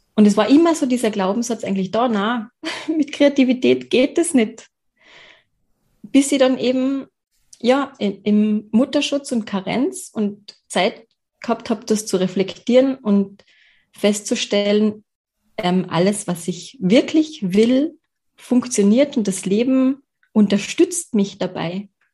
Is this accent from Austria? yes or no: yes; Carinthia, Austria; ich bin geboren in Kärnten und ich wohne auch in Kärnten